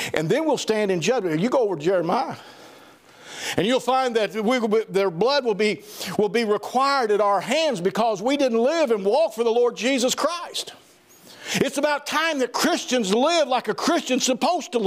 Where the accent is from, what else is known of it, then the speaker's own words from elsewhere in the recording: Southern Missouri, United States; I'm from Southern Missouri